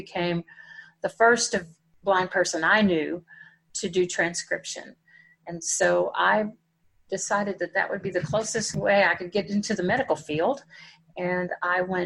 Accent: Dallas, Texas, United States; we live about 60 miles from Dallas. And which is where I grew up in Dallas

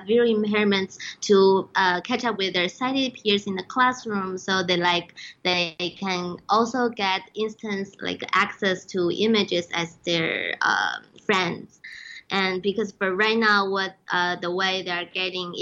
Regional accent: China; moved away; I'm from China

